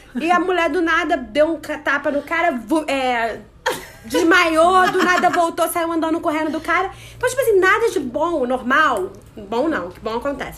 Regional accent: Brazil; sou brasileira

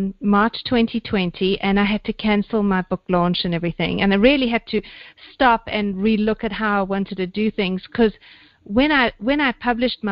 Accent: South Africa; moved away as an adult; also born or lived in London; I am originally South African, born and bred, and then I got a bit of a need for adventure, so I did what all good South African girls do, and I went to London

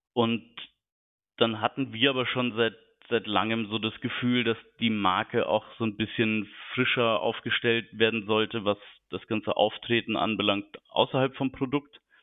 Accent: Munich, Bavaria, Germany; moved away as an adult; now in Hamburg, Germany; bin 36 Jahre alt, gebürtiger Münchner

